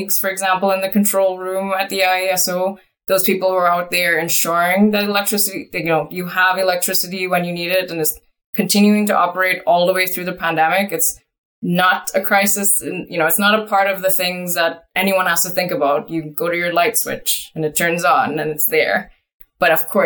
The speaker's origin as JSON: {"language": "English", "country": "Trinidad & Tobago", "tie": "born or raised there", "moved": "yes", "lives_now": "Canada", "said": "started off when I was a teenager back home in, you know, Trinidad and Tobago. So I'm actually originally from Trinidad and Tobago. I'm now Canadian."}